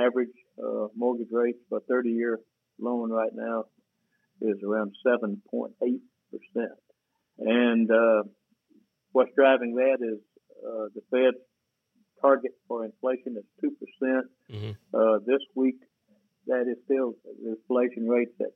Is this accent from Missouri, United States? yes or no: no; Ashburn, Georgia, United States; moved away as an adult; also born or lived in Atlanta, Georgia; I was raised in Ashburn, Georgia